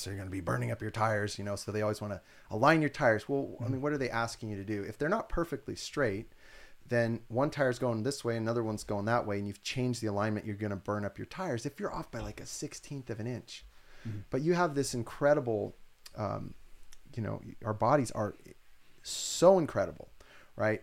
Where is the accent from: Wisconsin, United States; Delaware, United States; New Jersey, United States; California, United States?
California, United States; Santa Cruz; I'm from Santa Cruz and like, we're pretty weird.